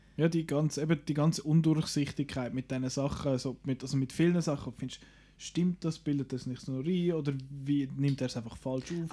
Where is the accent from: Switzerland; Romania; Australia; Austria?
Switzerland; bei uns in der Schweiz